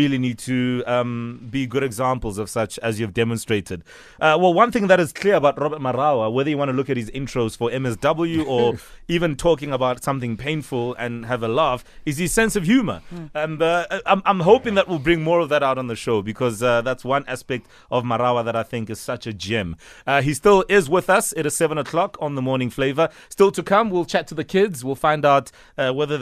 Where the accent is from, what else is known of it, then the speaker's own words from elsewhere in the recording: Soweto, Gauteng, South Africa; I'm from Soweto